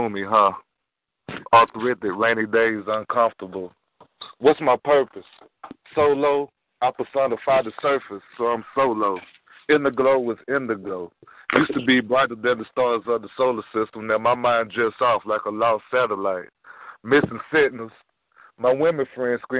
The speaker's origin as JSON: {"language": "English", "region": "Georgia", "country": "United States", "said": "I'm from South Long, Georgia."}